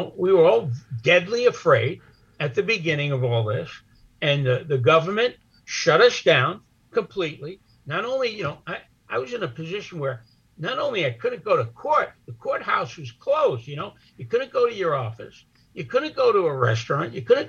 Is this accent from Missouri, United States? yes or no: no; New York City, New York, United States; now in Brooklyn, United States; I grew up in Manhattan. I grew up in Little Italy